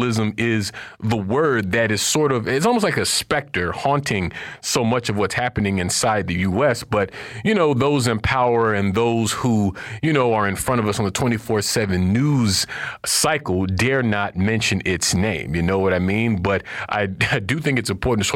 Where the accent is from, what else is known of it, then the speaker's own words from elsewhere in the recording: Florida, United States; I'm from Florida